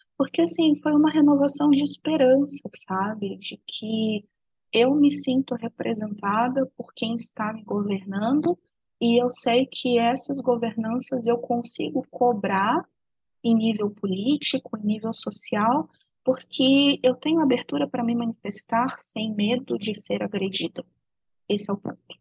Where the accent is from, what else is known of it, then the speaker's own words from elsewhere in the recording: Brazil; isso foi tirado de mim enquanto brasileira, enquanto nação